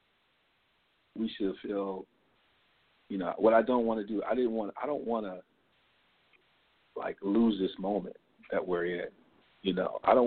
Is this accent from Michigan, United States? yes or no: yes; Michigan, United States; Growing up in Michigan, we both probably rooted for the Wolverines and then the Pistons